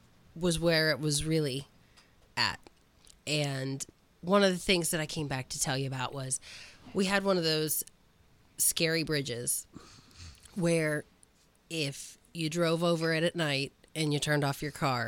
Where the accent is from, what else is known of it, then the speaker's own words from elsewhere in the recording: Gettysburg, Pennsylvania, United States; I grew up in Gettysburg.